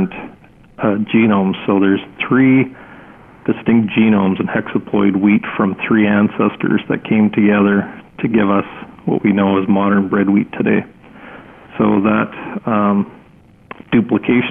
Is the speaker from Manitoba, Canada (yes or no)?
yes; Winnipeg, Manitoba, Canada; now in Swift Current, Canada; I grew up in Winnipeg